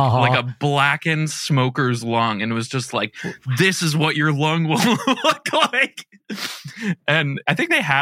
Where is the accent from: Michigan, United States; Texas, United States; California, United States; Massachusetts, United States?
Massachusetts, United States; moved away as an adult; now in San Diego, United States; I grew up in Massachusetts